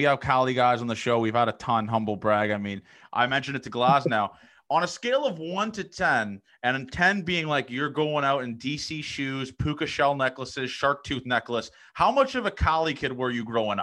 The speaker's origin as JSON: {"language": "English", "town": "Toronto", "region": "Ontario", "country": "Canada", "said": "I'm from Toronto."}